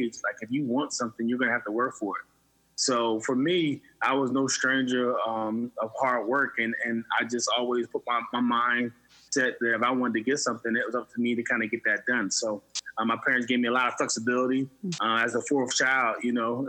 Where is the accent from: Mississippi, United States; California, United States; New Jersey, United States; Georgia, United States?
New Jersey, United States; Camden; We were born in Camden, New Jersey